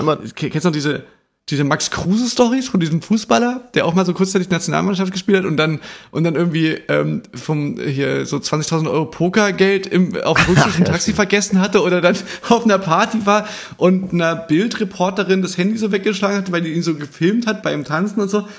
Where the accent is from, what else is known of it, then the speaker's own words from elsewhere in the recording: Chemnitz, Saxony, Germany; Bei uns in Chemnitz